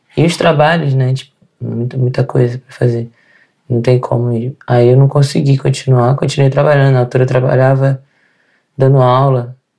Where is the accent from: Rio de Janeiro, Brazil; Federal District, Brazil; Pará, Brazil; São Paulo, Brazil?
Rio de Janeiro, Brazil; moved away as an adult; also born or lived in Northeast Brazil; now in Portugal; Sou do Rio de Janeiro